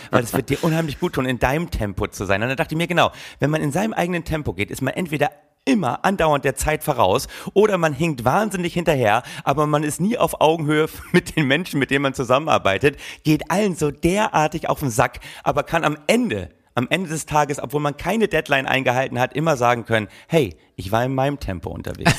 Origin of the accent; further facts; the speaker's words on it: Berlin, Germany; Als Berliner